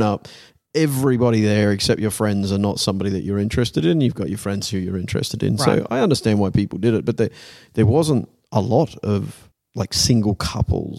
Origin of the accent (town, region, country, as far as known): Australia; accent: Australian; now in Netherlands